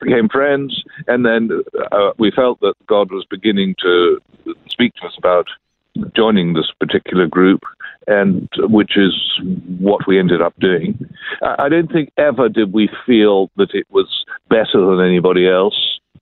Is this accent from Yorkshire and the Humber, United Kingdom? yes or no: no; London, United Kingdom; I grew up in London, England